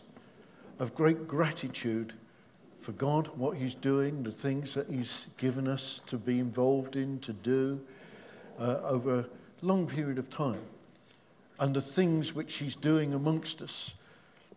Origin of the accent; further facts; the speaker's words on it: England, United Kingdom; we're English